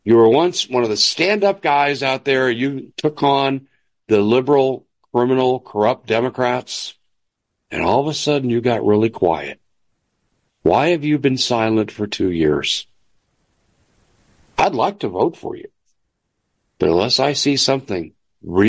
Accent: United States; I'm a Christian before I'm an American.

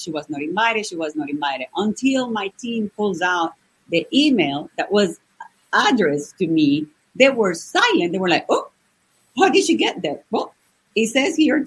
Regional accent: Venezuela; moved away as an adult; now in United States; I'm from Venezuela. I was born and raised in Venezuela.

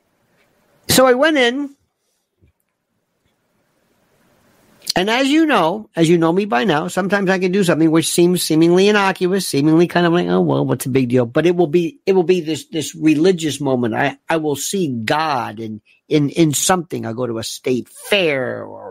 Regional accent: Florida, United States; growing up in Florida

